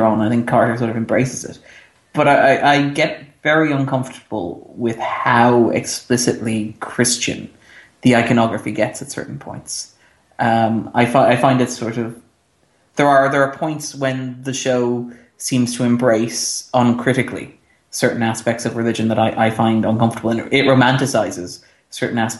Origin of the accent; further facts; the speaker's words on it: Ireland; We're Irish, so our official religion is lapsed Catholic.